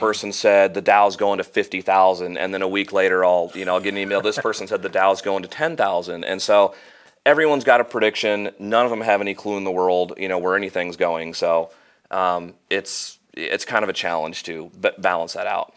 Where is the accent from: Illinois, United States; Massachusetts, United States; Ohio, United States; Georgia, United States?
Illinois, United States; Normal; moved away as an adult; now in Peoria, United States; I grew up in Normal